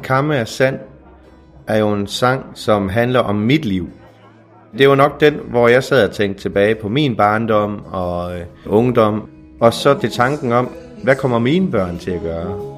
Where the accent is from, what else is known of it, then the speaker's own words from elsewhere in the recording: Mols, Lamhøj, Central Denmark Region, Denmark; jeg er fra Mols. Altså Lamhøj, hvor jeg er vokset op.